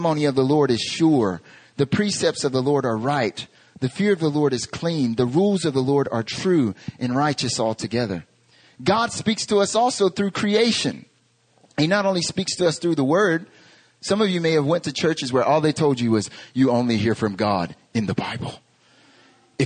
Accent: North Carolina, United States; moved away as an adult; now in Korea; I'm from North Carolina in America

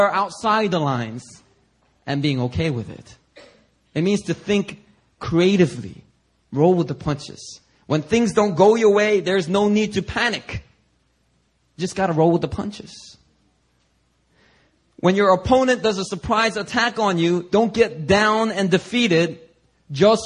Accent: Philadelphia, Pennsylvania, United States; growing up in Philadelphia, I have a very diverse range of experiences with people of all ethnicities

